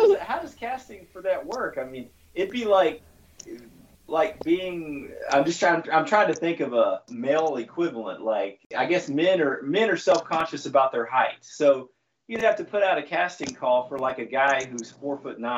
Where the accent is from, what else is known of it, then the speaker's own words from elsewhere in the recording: the South, United States; I'm from the South